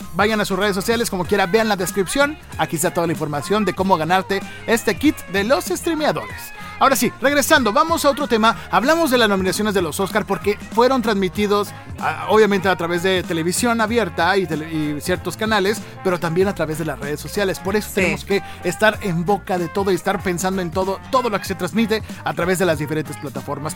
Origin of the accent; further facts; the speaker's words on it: Mexico; Somos mexicanos